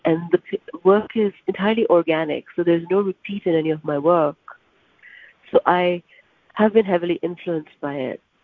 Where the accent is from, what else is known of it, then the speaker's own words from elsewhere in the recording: Karachi, Sindh, Pakistan; moved away as an adult; now in New York, United States; I grew up in Pakistan